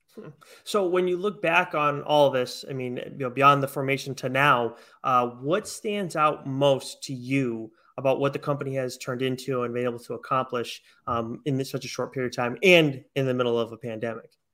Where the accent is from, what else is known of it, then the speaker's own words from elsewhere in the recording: Westport, Massachusetts, United States; also born or lived in Fall River, Massachusetts; I grew up in Westport, and currently I'm in uh, Fall River